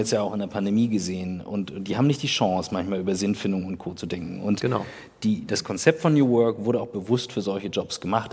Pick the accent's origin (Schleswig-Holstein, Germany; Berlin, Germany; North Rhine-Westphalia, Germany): Schleswig-Holstein, Germany; Kiel; bei uns in Kiel